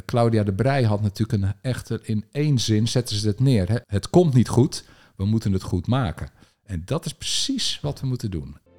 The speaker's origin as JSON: {"language": "Dutch", "town": "Alphen aan den Rijn", "region": "South Holland", "country": "Netherlands", "tie": "born or raised there", "said": "Ik ben opgegroeid in Al van der Rijn, in een buitenwijk die, die toen eind jaren 60"}